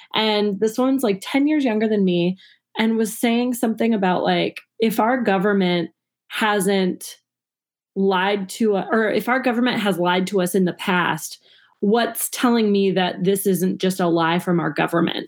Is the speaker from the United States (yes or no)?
yes; Minnesota, United States; moved away as an adult; now in Chicago, United States; I grew up in Minnesota. I moved to Chicago in 2008 to pursue comedy.